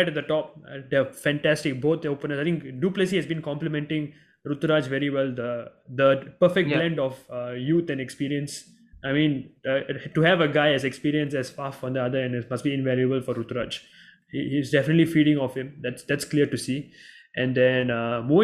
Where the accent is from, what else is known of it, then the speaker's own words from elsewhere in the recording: Singapore; being a Singaporean